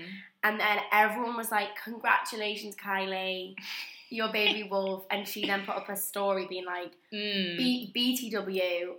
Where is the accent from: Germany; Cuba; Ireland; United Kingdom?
United Kingdom; Manchester, North West England; accent: northern; Yeah, and … I'm from Manchester, and I probably sound like the more northern one.